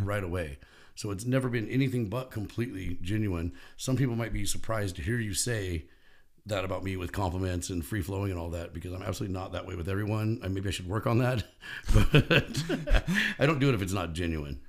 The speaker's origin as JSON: {"language": "English", "town": "Bakersfield", "region": "California", "country": "United States", "tie": "born or raised there", "said": "I grew up in Bakersfield"}